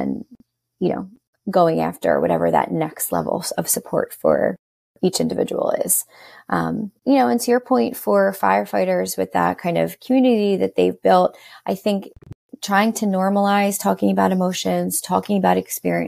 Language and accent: English; New York, United States; I've lived here all my life